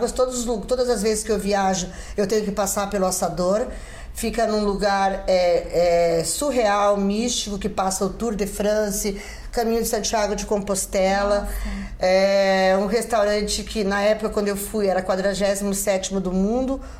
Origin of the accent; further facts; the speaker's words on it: Paraguay; born there; É, fomos, é, nasci no Paraguai, mas fui naturalizada brasileira.